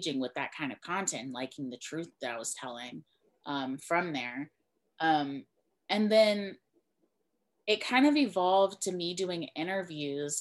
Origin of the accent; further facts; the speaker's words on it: Mobile, Alabama, United States; my background is I am from Mobile, Alabama, which is right along the coast. It's like deep south